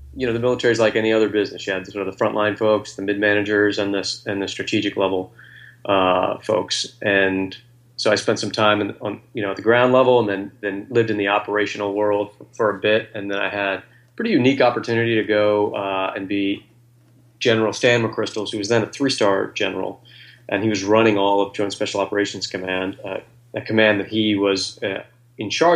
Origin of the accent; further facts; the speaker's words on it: Virginia, United States; now in Washington, D.C., United States; I grew up in Virginia